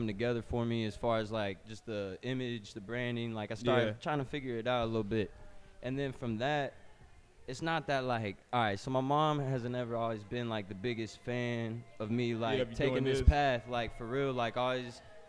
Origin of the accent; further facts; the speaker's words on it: Kentucky, United States; also born or lived in Indiana; I'm from the Midwest, Indiana, to be exact. Grew up in Kentucky, Anna, you know what I'm saying? A little bit of both sides.